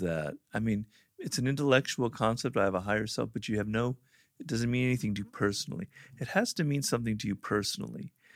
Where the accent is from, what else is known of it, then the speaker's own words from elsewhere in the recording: California, United States; California, born and raised here